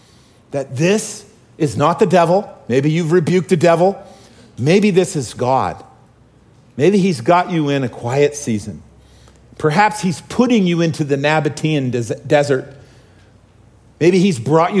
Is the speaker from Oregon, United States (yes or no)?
yes; Oregon, United States; I grew up in Oregon